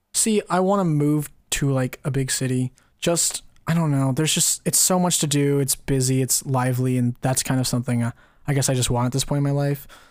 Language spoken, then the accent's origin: English; California, United States; we're from California